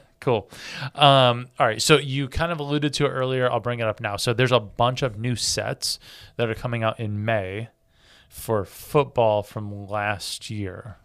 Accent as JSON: {"language": "English", "region": "Michigan", "country": "United States", "tie": "born or raised there", "said": "Growing up in Michigan, it's like Southern Canada"}